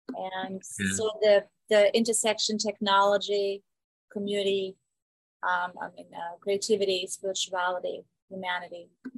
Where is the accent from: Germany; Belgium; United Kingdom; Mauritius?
Germany; South Germany; now in Phoenix, United States; But originally I'm from Germany, from the south of Germany.